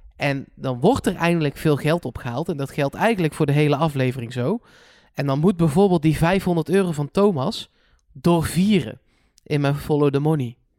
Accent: Netherlands; ik ben een Hollander

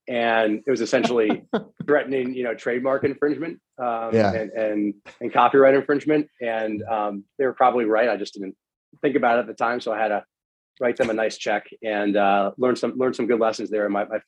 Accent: Miami, Florida, United States; moved away as an adult; also born or lived in Washington, D.C.; I grew up in Miami, Florida

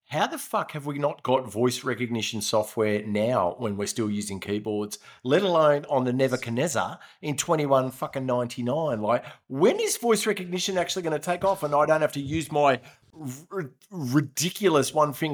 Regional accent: Canada; I'm a Canadian file. I love our Canadian women, and she's a very, very strong one.

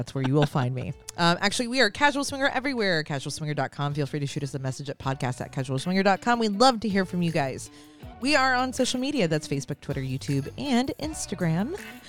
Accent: Florida, United States; I'm from Florida

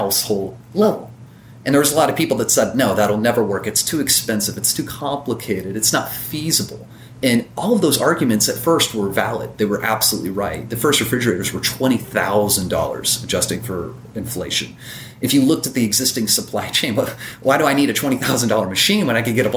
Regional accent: Evansville, Indiana, United States; My hometown, I'm in Evansville, Indiana.

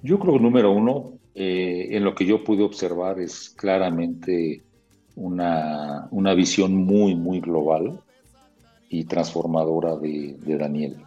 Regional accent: Mexico City, Mexico; yo tengo 60 años, hace, imagínate, hace 55 años la Ciudad de México pues era muy tranquila

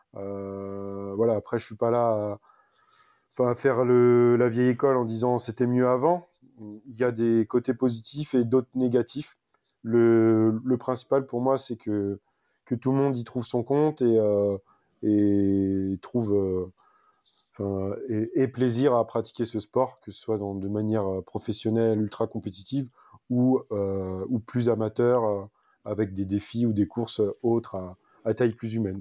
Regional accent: Île-de-France, France; moved away as an adult; now in Var, France; je suis né en Ile-de-France. Donc, j'ai habité toute, ma... toute mon enfance et même jusqu'à mes 31 ans euh, à Paris, dans le... Enfin, dans le 92 exactement

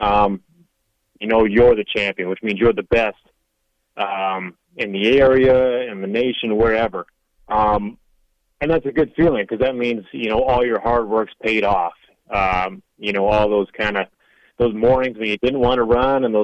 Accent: Canada; I've fought in my home country, obviously in like Toronto, Canada

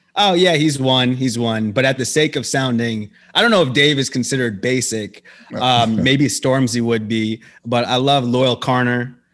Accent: United States

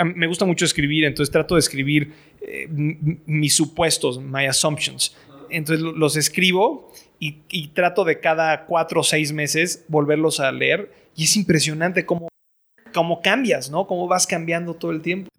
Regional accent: Mexico; moved away as an adult; soy, soy mexicano, estoy educado en el extranjero

